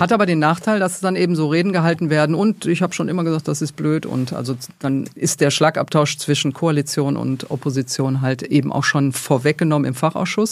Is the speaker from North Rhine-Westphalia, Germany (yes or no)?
yes; Duisburg, North Rhine-Westphalia, Germany; Ich komme tatsächlich aus Duisburg